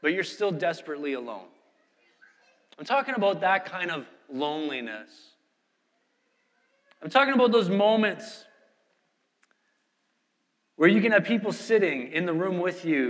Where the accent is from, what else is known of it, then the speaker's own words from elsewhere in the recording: Canada; moved away; I'm from Canada, just landed